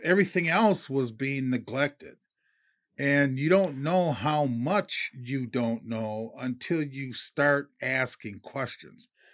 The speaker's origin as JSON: {"language": "English", "region": "Minnesota", "country": "United States", "said": "I'm from Minnesota"}